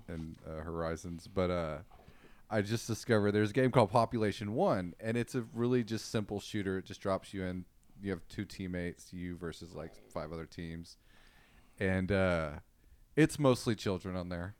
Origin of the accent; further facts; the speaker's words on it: Austin, Texas, United States; I was raised in Austin